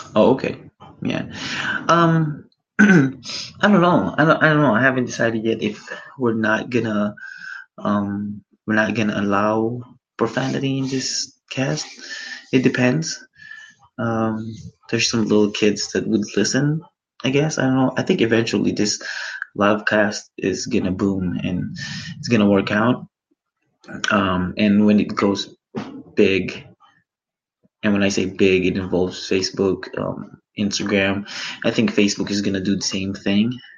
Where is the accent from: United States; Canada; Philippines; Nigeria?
Philippines; I am Filipino